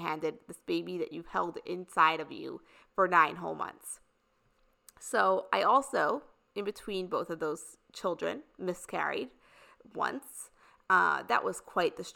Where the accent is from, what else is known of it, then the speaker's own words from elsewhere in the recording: New York, United States; also born or lived in Indiana; I lived in the suburbs in New York this whole time growing up in New York